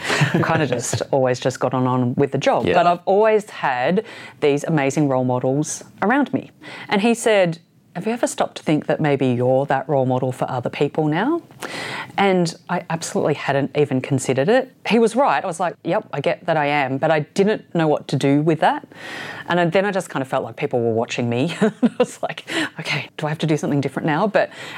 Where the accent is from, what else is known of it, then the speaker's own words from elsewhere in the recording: Ballarat, Victoria, Australia; moved away as an adult; also born or lived in Sydney; I grew up in Ballarat